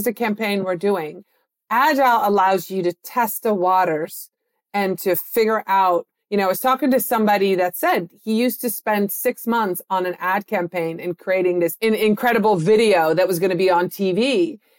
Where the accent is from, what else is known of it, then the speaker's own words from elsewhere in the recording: Netherlands; moved away; I was born and raised in the Netherlands